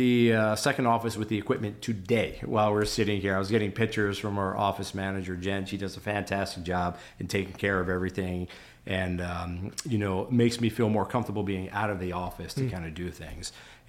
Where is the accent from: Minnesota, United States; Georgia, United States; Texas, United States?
Minnesota, United States; I'm from Minnesota.